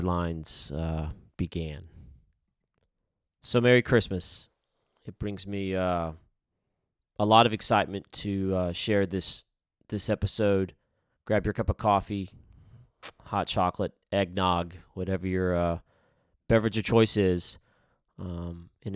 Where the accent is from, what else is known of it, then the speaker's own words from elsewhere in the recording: Huntsville, Alabama, United States; I grew up down here in Huntsville